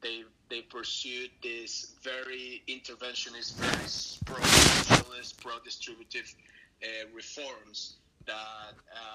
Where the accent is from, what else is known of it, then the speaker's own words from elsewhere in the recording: Venezuela; also born or lived in Italy / Chicago, United States / Madrid, Spain; I'm originally from Venezuela. I'm currently in Venezuela as well.